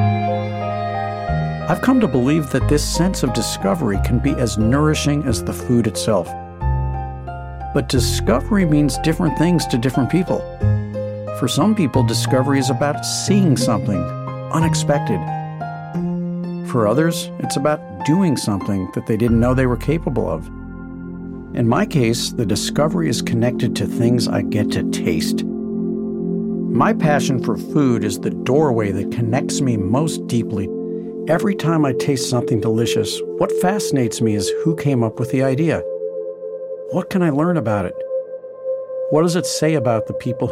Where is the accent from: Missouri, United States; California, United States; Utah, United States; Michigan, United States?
Missouri, United States; St. Louis; growing up in St. Louis